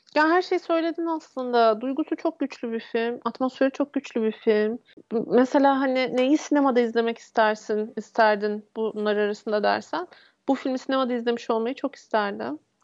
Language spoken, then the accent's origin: Turkish; Turkey; moved away; Ben İstanbul'a çok da uzak olmayan küçük bir şehirde büyüdüm.